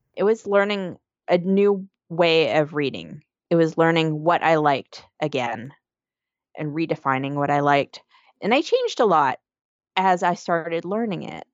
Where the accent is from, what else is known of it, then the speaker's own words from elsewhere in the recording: Canada; now in New York City, United States; I'm originally from Canada